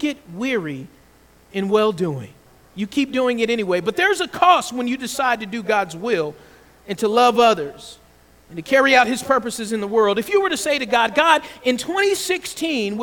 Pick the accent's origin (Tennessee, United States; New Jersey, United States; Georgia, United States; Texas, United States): Georgia, United States; I grew up in the South, in Georgia